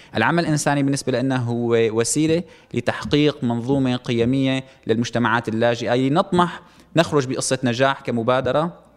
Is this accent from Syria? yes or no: yes; Syria; نحن كمجتمع سوري